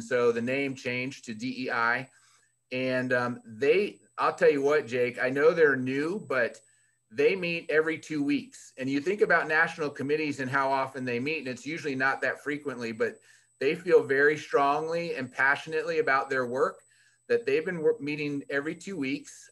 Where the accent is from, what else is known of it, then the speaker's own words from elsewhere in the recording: Fairfax County, Virginia, United States; moved away; I was born and raised in Virginia, right outside of Washington, D.C., um, Fairfax County